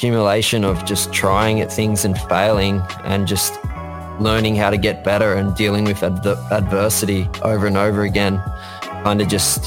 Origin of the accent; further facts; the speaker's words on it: New South Wales, Australia; moved away as an adult; now in Gold Coast, Australia; born and raised. I was from New South Wales, which is the state further south originally, but I've moved up here onto the Gold Coast